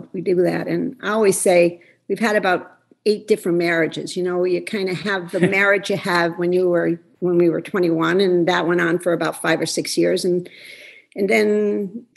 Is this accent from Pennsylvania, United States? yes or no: yes; Scranton, Pennsylvania, United States; I came from Scranton, Pennsylvania, from a very close Italian family